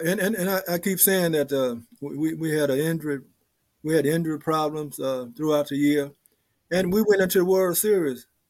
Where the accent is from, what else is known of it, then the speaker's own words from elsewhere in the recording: Mobile, Alabama, United States; I'm from Mobile, Alabama